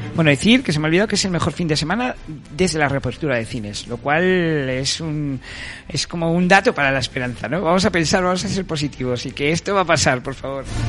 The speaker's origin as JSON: {"language": "Spanish", "town": "Madrid", "region": "Community of Madrid", "country": "Spain", "said": "los que somos de Madrid"}